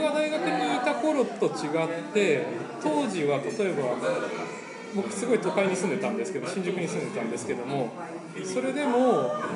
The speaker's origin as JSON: {"language": "Japanese", "country": "Mexico", "tie": "born or raised there", "also_born_or_lived": "Japan / United States", "said": "僕はメキシコ生まれでメキシコ人と日本人のハーフです"}